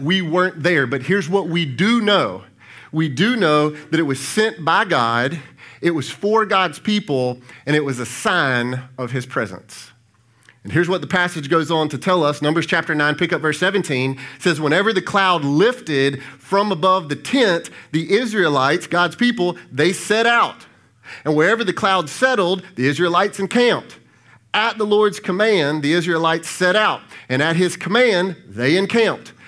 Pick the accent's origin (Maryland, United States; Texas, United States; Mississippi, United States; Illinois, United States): Mississippi, United States; Brandon; now in Pearl, United States; My wife and I grew up in Brandon